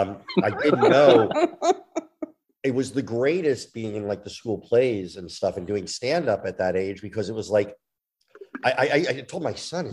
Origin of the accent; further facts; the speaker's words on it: New Jersey, United States; moved away; I grew up in New Jersey